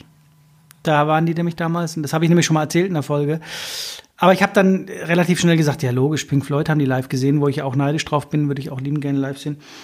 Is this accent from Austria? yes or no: no; a village about 15-25 km from Mosbach, Baden-Württemberg, Germany; Bei uns gibt es ja nichts im Dorf. Ihr wisst ja nicht, wo wir herkommen, aber wir kommen aus der Vollpampa